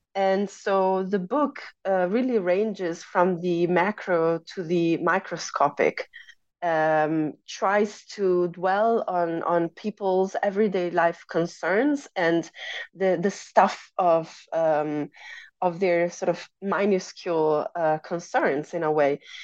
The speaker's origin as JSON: {"language": "English", "country": "Italy", "tie": "born or raised there", "also_born_or_lived": "United States", "moved": "as an adult", "said": "I grew up in Italy, which is where I pursued my undergraduate studies and my uh, master's degree."}